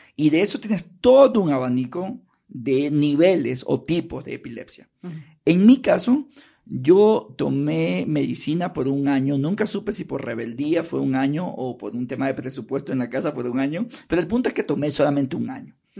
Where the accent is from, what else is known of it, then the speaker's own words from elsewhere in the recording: Guayaquil, Guayas, Ecuador; moved away as an adult; now in Quito, Ecuador; Me crié en Guayaquil